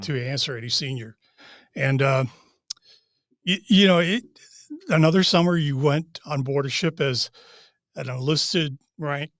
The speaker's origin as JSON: {"language": "English", "town": "Wellesley", "region": "Massachusetts", "country": "United States", "tie": "born or raised there", "moved": "as an adult", "lives_now": "Charlottesville, United States", "said": "I grew up in Wellesley, Massachusetts"}